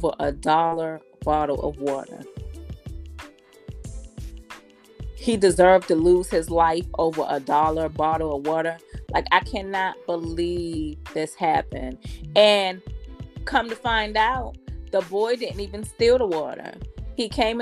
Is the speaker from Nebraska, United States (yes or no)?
no; Erie, Pennsylvania, United States; also born or lived in Columbia, South Carolina; now in Georgia, United States; born in Erie, Pennsylvania, but my second home is Columbia, South Carolina. I've only been in Georgia about 2 years. And I lived in Columbia about 13 years